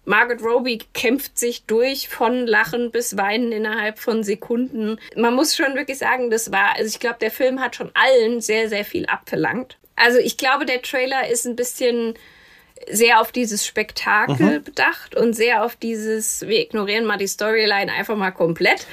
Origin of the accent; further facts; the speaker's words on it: Kinzig Valley, Hesse, Germany; ich bin ja in, im Kinzigtal groß geworden